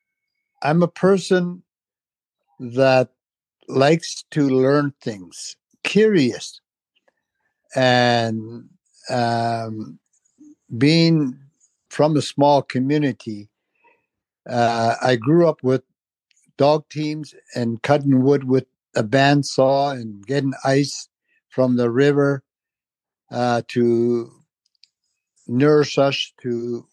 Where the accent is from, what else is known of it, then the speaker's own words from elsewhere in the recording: Tulita, Northwest Territories, Canada; I am from a small community in the Northwest Territories known as Tolita